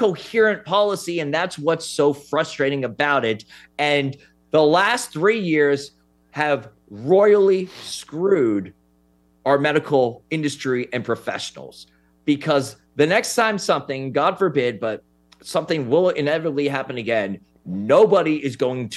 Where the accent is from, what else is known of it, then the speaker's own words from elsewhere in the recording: New York City, New York, United States; I'm from New York City